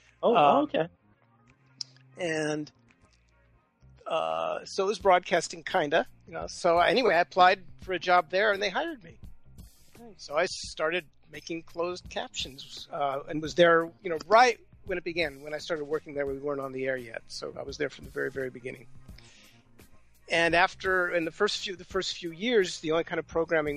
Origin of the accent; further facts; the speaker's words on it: Los Angeles, California, United States; moved away; I grew up in Los Angeles, so my family's there and friends are there